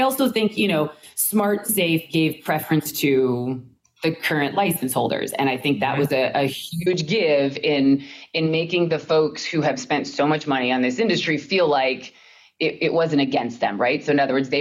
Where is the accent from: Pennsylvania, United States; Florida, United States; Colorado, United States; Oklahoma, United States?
Colorado, United States; moved away; I'm from Colorado originally